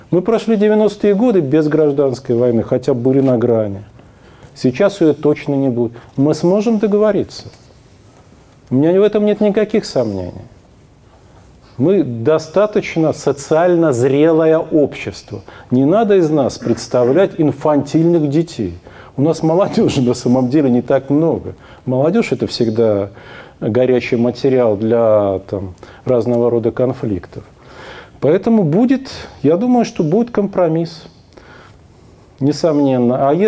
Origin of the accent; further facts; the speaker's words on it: Kemerovo Oblast, Russia; Мы с семьей приехали из Кемеровской области, но мы нормальные.